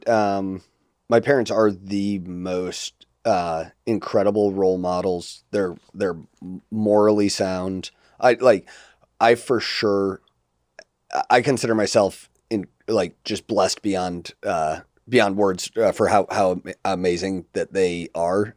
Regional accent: United States

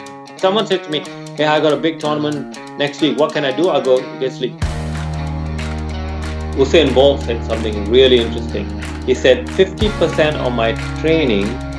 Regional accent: Malaysia; moved away as an adult; also born or lived in United Kingdom; I was born in Malaysia

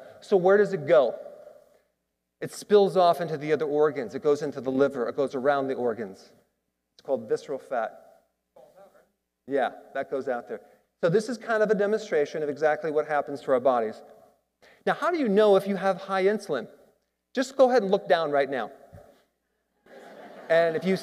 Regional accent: Wisconsin, United States; Growing up in Wisconsin in the Midwest

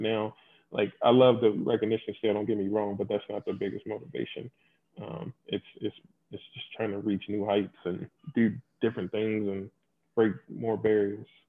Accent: Louisville, Kentucky, United States; born or raised there; moved away

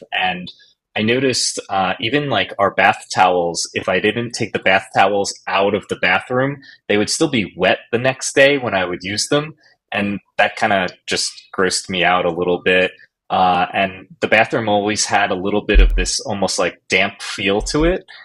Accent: New Jersey, United States; moved away; I'm originally from New Jersey

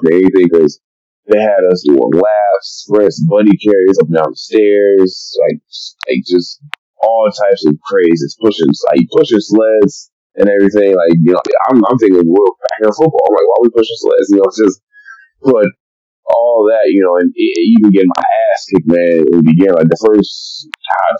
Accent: Detroit, Michigan, United States; growing up in Eastside Detroit and going to Gross Point North

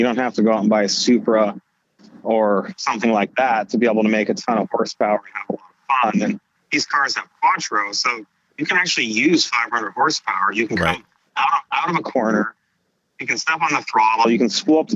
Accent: Silicon Valley, California, United States; I'm from Silicon Valley

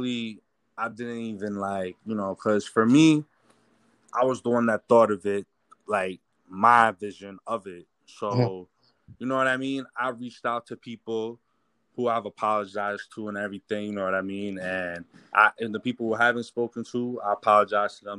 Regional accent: Haverstraw, New York, United States; I grew up in Havistro

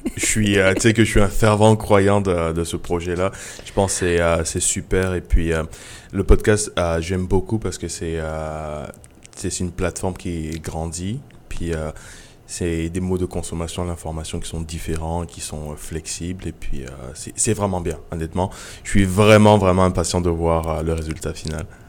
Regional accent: Côte d’Ivoire; moved away; also born or lived in Benin; d'aller en Côte d'Ivoire, qui est mon pays natal

